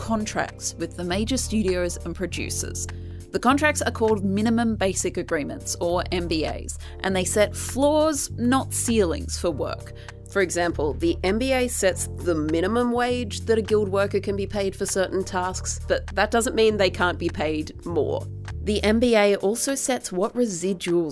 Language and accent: English; Australia; as an Australian